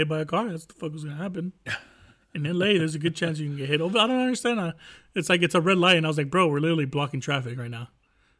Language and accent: English; United States; I'm American.